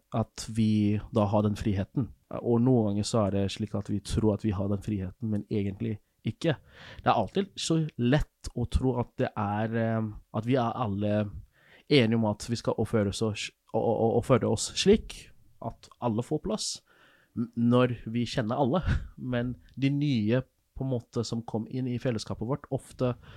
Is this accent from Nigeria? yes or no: yes; Nigeria; moved away as an adult; now in Norway; der jeg kommer fra, i Nigeria